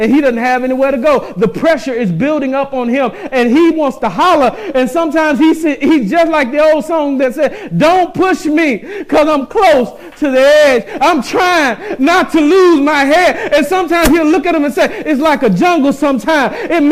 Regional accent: Mississippi, United States; I came up in the South. I'm from Mississippi.

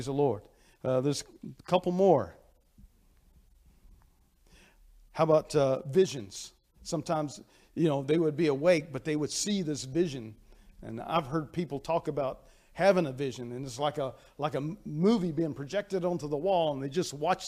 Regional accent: United States; accent: hillbilly; moved away; English is my second language because I grew up speaking hillbilly. And when I moved up here, I had to learn English

